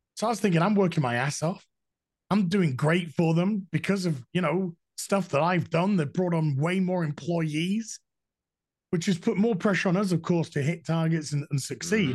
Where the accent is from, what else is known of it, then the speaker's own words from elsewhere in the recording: Yorkshire and the Humber, United Kingdom; I'm a Yorkshireman. We're no nonsense up here